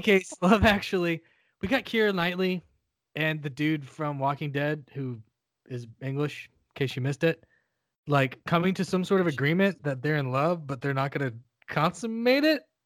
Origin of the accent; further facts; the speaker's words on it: central Ohio, United States; moved away; also born or lived in North Carolina; I was born and spent the first four hundred years of my life in central Ohio, where winter is a fucking thing